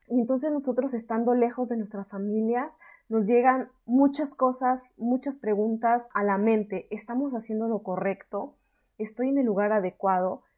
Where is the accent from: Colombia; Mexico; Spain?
Mexico; moved away as an adult; soy una mexicana en el extranjero.